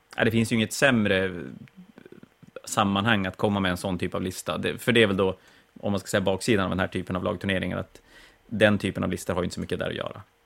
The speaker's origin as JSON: {"language": "Swedish", "country": "Sweden", "said": "Som svensk"}